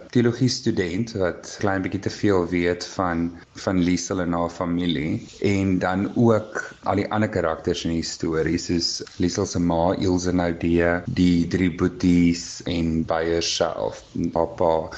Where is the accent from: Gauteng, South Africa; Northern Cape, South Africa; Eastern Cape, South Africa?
Gauteng, South Africa; Pretoria; Ek is van Pretoria.